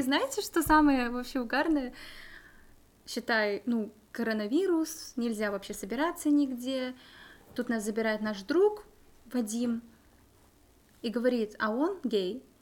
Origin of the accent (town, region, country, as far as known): Kazakhstan; now in Czech Republic